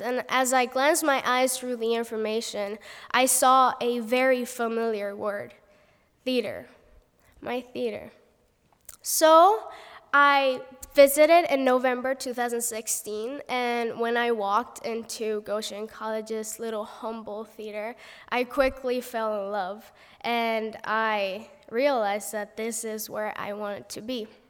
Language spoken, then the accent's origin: English; Puerto Rico; first language Spanish; English is a second language; moved away as an adult; now in United States; I'm from Puerto Rico, and our main language is Spanish